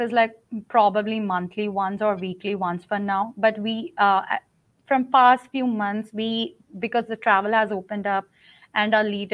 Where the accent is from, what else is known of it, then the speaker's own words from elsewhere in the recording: India; moved away as an adult; I'm from India, okay. So I worked in India and came here